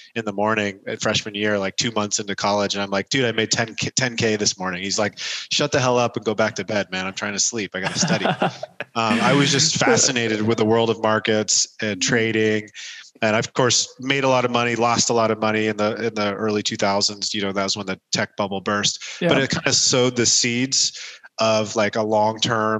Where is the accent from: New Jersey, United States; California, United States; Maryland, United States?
California, United States; San Diego; I was born and raised in San Diego, California, in the early 80s